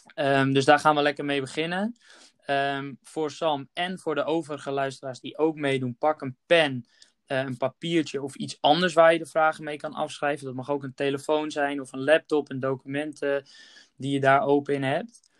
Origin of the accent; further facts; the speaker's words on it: Netherlands; als Nederlanders